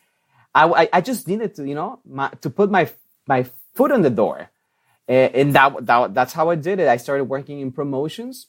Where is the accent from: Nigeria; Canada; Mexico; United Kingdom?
Mexico; first language Spanish; English is a second language; now in United States; I was born and raised in Mexico, of course. My first language is Spanish.